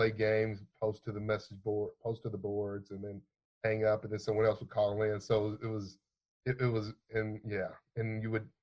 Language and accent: English; Louisville, Kentucky, United States; Born and raised in Louisville, Kentucky. This is where I called home for my entire life, it seems